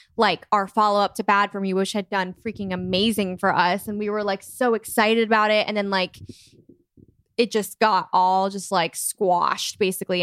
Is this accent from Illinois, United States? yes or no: no; Michigan, United States; born or raised there; now in Nashville, United States